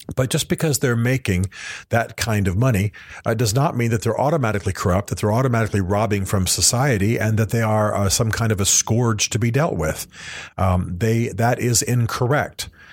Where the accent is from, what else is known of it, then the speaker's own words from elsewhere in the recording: Tennessee, United States; my home state of Tennessee